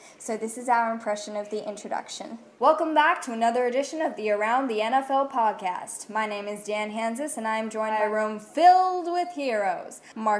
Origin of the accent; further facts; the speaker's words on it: Australia; And we're from Australia.